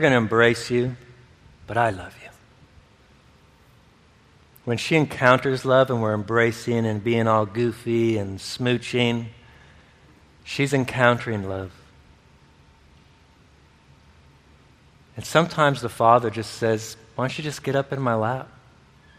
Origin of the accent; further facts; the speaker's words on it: Michigan, United States; this place where I grew up in Michigan